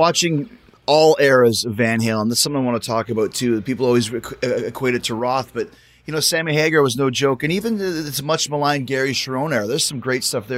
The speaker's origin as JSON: {"language": "English", "town": "Winnipeg", "region": "Manitoba", "country": "Canada", "tie": "born or raised there", "said": "I grew up in Winnipeg"}